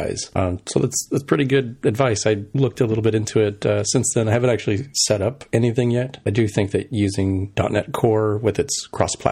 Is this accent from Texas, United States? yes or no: yes; El Paso, Texas, United States; now in Seattle, United States; I was originally from El Paso